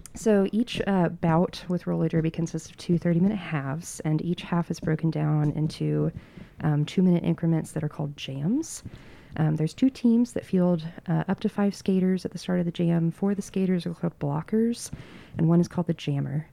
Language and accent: English; Western North Carolina, United States; now in Asheville, United States; I grew up in Western North Carolina, moved away for a little bit, but I moved back to Asheville in twenty nineteen